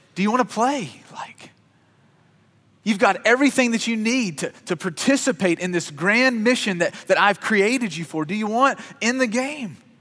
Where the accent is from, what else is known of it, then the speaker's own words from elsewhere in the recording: Kentucky, United States; I grew up in Kentucky, which is God's country